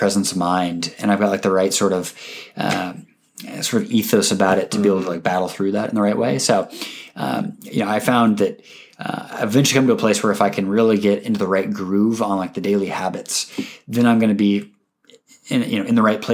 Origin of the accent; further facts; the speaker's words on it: Seattle, Washington, United States; my hometown football team is calling me